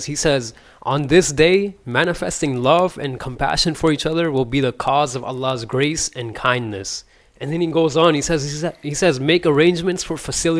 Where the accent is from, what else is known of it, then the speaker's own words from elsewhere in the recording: Pakistan; I'm from Pakistan